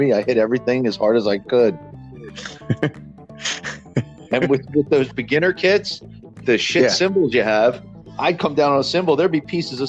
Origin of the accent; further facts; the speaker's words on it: Pennsauken, New Jersey, United States; I grew up on Homestead by Canals and Route 38.